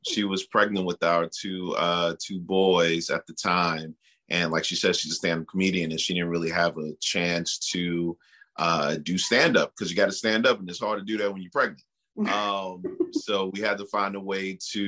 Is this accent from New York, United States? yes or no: yes; New York City, New York, United States; moved away; I am a New York City kid